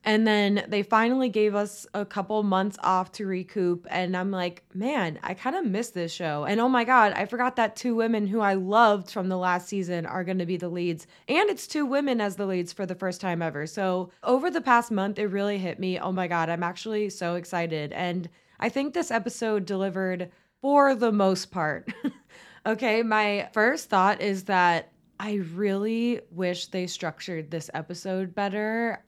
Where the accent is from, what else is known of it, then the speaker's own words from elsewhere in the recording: Tampa, Florida, United States; our second Tampa boy, my hometown